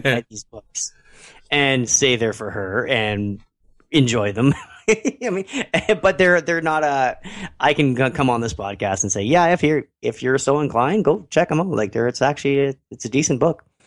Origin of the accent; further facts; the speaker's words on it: Canada; I'm Canadian.